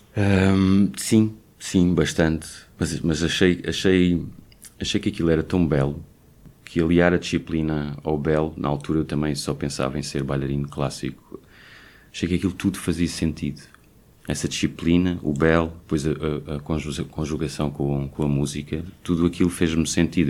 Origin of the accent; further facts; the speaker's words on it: Portugal; moved away as an adult; also born or lived in Belgium; saí de Portugal aos vinte e nove anos